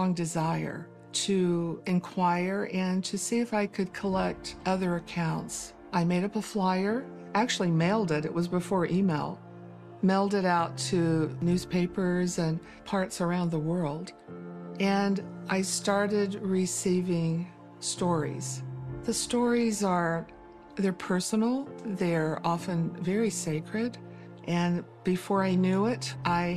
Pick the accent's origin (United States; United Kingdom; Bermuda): United States; Eastern Tennessee; moved away as an adult; now in Utah, United States; I was born and raised in Eastern Tennessee, so I'm a Southern girl